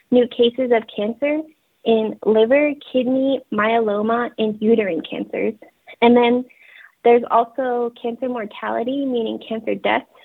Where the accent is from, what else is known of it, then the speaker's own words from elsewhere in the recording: Navajo Nation, United States; I just introduced myself in Navajo um, I am from the Navajo tribe, and my clans are the Black-streaked Wood people, and I am born for the water edge.